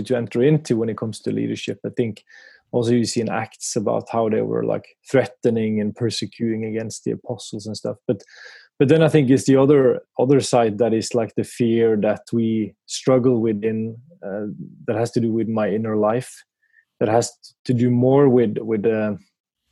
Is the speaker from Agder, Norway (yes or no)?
yes; Kristiansand, Agder, Norway; moved away; I grew up in Kristiansand in the southern part of Norway